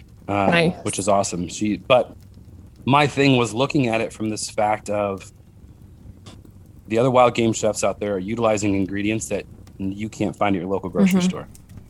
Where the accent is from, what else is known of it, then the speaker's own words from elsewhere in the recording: Utah, United States; We're really big on fry sauce because we're from Utah.